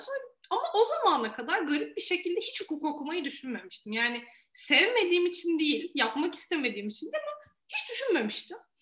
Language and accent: Turkish; Eskişehir, Turkey